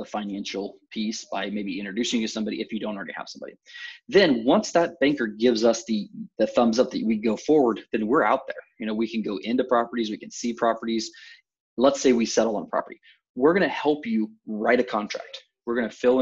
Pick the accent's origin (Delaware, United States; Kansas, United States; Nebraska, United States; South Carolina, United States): Kansas, United States; Topeka; I was born and raised in Topeka